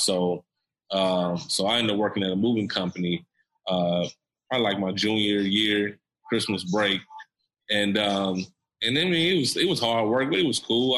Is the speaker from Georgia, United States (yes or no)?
no; Nashville, Tennessee, United States; I'm from East Nashville uh, EJ, me and EJ, we're from East Nashville